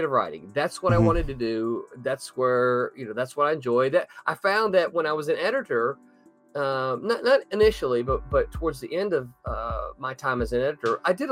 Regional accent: the South, United States; I am from the South

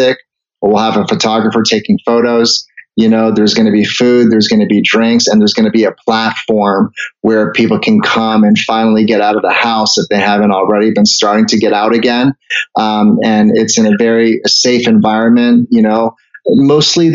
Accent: Canada; moved away; I was born in Canada, so I'm a Canadian citizen

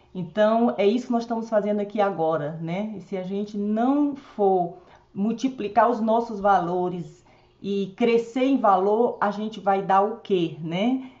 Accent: Northeast Region, Brazil; now in Brasília, Brazil; eu também sou nordestina

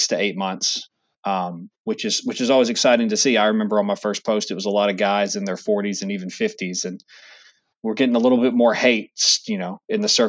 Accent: Texas, United States; moved away as an adult; now in Charlotte, United States; I'm from Texas originally. So I played football in high school

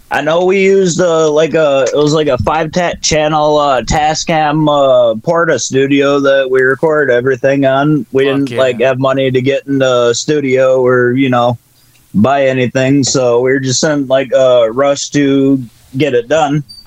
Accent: Battle Creek, Michigan, United States; we're from Battle Creek, Michigan, uh, which is known for Kellogg's

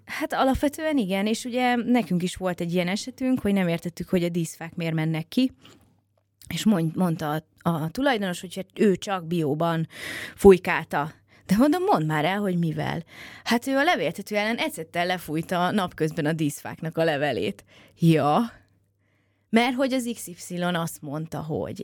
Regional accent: Budapest, Hungary; mint én a nagypapám mellett, hogy, hogy már kiskorában is befőttes üvegbe fogta a pillangót a 16. kerületi árokparton, mert egyébként én is pestilány vagyok

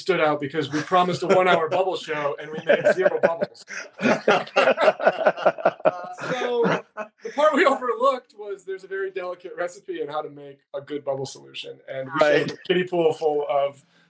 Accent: Lake Orion, Michigan, United States; moved away as an adult; also born or lived in Chicago; I grew up in a suburb of Detroit, Lake Orion.

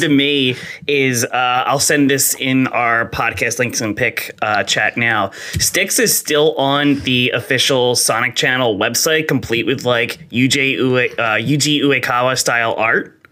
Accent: New Jersey, United States; I am also from New Jersey. I am from South oh, Jersey.

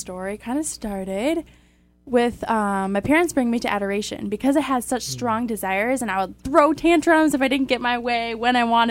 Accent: Minnesota, United States; I'm also from Minnesota. So I'm the second oldest of seven. I grew up in a homeschool family.

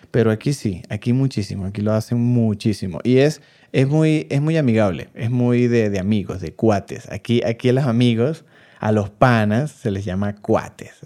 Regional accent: Venezuela; now in Mexico; nosotros los venezolanos

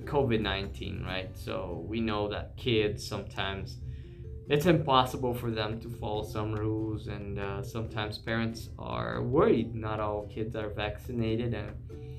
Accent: Brazil; English is a second language; in Brazil, my country

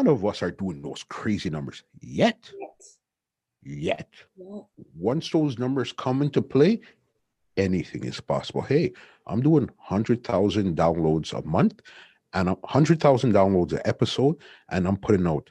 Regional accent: Canada; us being from Canada

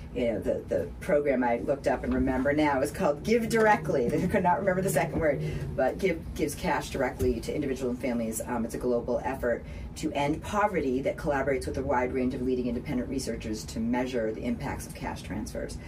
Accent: Boston, Massachusetts, United States; accent: Boston; now in Hendersonville, United States; my Boston accent

